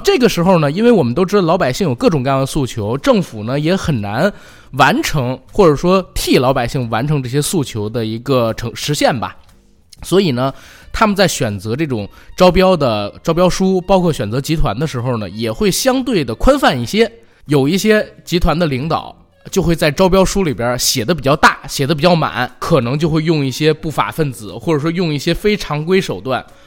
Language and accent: Chinese; Beijing, China; 我妈一个电话把我从学校叫回了房山家里